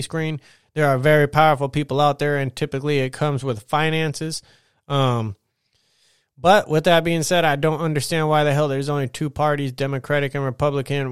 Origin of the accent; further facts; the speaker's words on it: United States; as an American